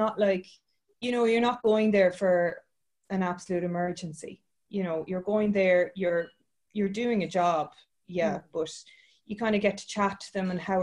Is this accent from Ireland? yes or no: yes; Waterford, Munster, Ireland; also born or lived in Cork / Budapest / Midlands, Ireland; I'm sunny southeast. I'm from Waterford